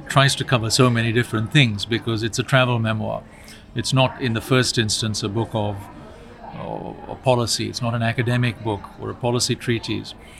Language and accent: English; Sri Lanka; I come from the Muslim minority. My father is Sri Lankan Muslim. I was brought up as a Muslim, you know, in the Muslim community. And the way Islam has developed in Sri Lanka is very different to the Islam I experienced in my childhood